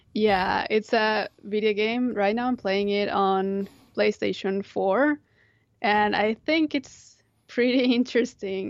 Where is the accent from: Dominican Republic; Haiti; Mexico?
Mexico; Monterrey, Nuevo León; moved away; I grew up in Monterrey